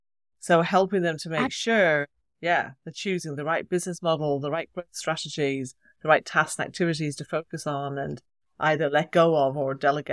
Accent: Ireland; accent: Irish; When I talk to my sister, then my Irish accent gets very strong. When I talk to English people, I think I sound more English.

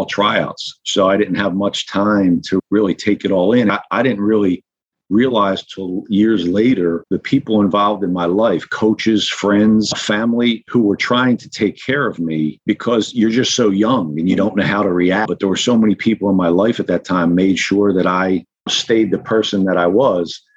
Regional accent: Norristown, Pennsylvania, United States; I grew up in Norristown, Pennsylvania

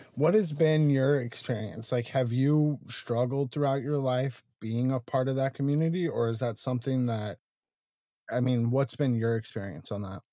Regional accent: Tucson, Arizona, United States; moved away as an adult; Tucson, which is originally where I'm from

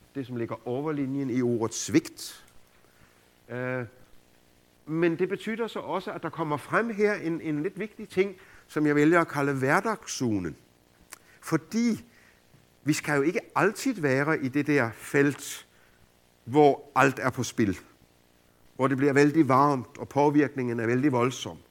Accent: Denmark

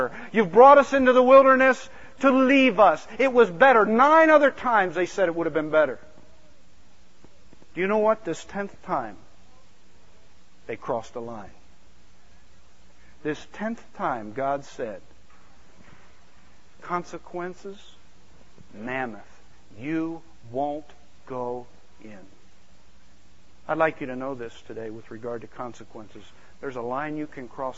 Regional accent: outside of Philadelphia, Pennsylvania, United States; I grew up outside of Philadelphia

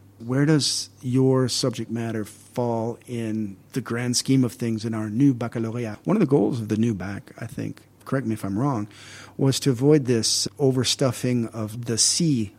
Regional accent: Saint Paul, Minnesota, United States; now in Singapore; my hometown of St. Paul, Minnesota

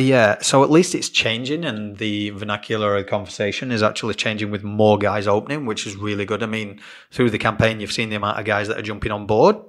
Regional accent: England, United Kingdom; moved away as an adult; now in Australia; being English and growing up, you tend to you go to school

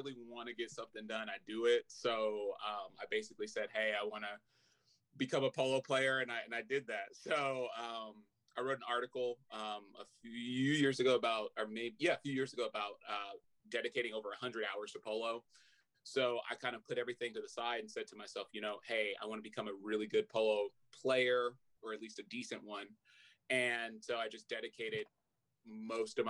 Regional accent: Oakland, California, United States; also born or lived in San Francisco, California; I was born and raised in Oakland, California, and have family throughout the region

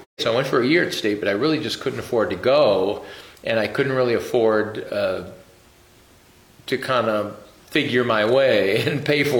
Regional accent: Bay City, Michigan, United States; I'm originally from Bay City. Grew up a big old Catholic family, 9 kids.

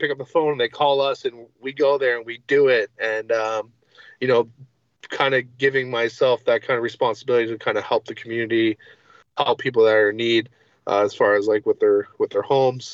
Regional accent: Windsor, Ontario, Canada; I'm from Windsor, Ontario, Canada, which is the most southwestern point of Canada.

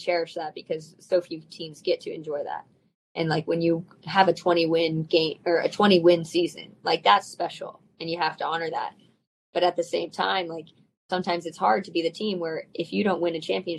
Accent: the Bay Area, California, United States; moved away as an adult; now in Los Angeles, United States; I'm from the Bay Area

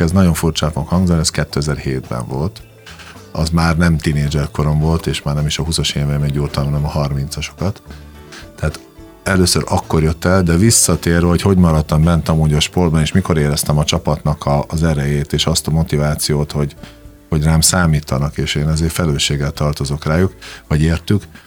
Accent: Komárno, Nitra Region, Slovakia; moved away as an adult; also born or lived in Dunajská Streda, Slovakia / Spain; now in Hungary; én Dunaszerden születtem, majd utána Komáromba, Komáromba költöztünk édesanyámmal

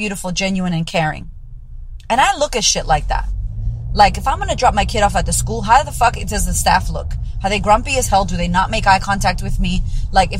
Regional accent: United States; moved away; I'm pretty American

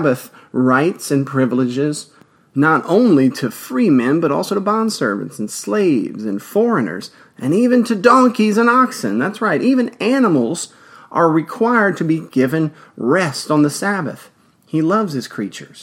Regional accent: Louisiana, United States; Louisiana, of course, my home state

